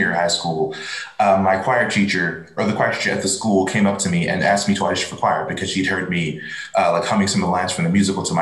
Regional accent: Kansas City, United States; I was from Kansas City

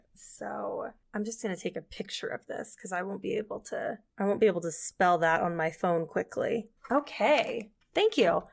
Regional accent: southern tip of Texas, United States; now in Utah, United States; I grew up in Texas, like almost in Mexico, like very south, like southern tip of Texas.

